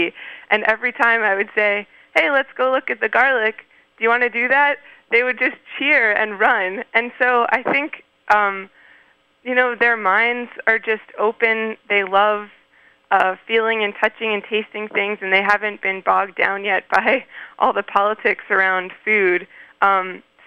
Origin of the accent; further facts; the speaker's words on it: Maryland, United States; moved away as an adult; also born or lived in Canada; now in Poughkeepsie, United States; I grew up in Maryland, in the Mid-Atlantic region